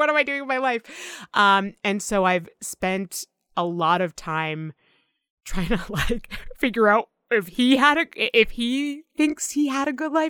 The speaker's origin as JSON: {"language": "English", "region": "Massachusetts", "country": "United States", "tie": "born or raised there", "said": "I grew up in Massachusetts, like the greater Boston."}